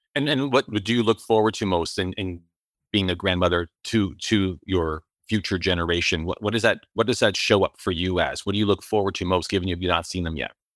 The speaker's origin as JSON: {"language": "English", "country": "Canada", "said": "as a Canadian"}